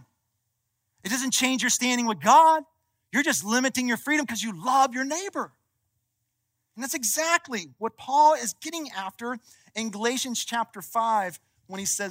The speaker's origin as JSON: {"language": "English", "region": "Kentucky", "country": "United States", "said": "I'm from Kentucky"}